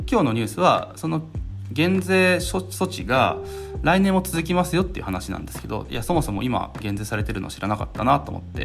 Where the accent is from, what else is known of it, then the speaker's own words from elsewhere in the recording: Hiroshima, Japan; 僕は広島出身なので